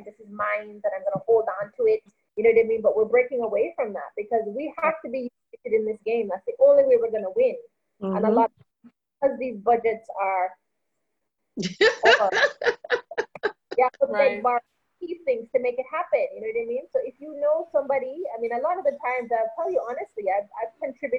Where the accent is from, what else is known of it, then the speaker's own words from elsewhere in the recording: Toronto, Ontario, Canada; now in Jamaica; Toronto, my hometown